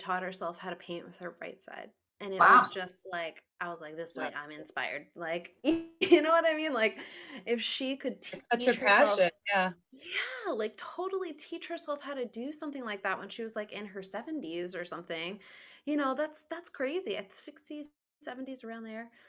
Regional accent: Smithfield, Rhode Island, United States; So I grew up in Rhode Island. I was in Smithfield for a while.

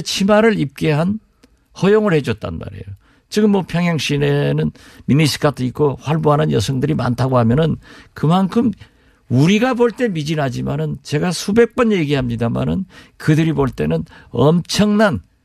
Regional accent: Jindo, South Jeolla, South Korea; 제 고향이 진도이고

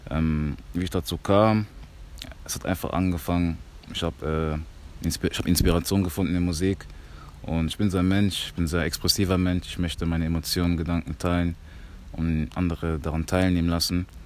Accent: Germany; born there; Also ich bin Kongolese, hundertprozentiger. Ähm, ich bin aber in Deutschland geboren. Im Kongo war ich aber noch nicht

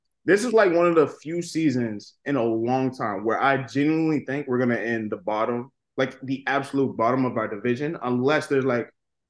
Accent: right outside of Boston, Massachusetts, United States; I am from Massachusetts, right outside of Boston.

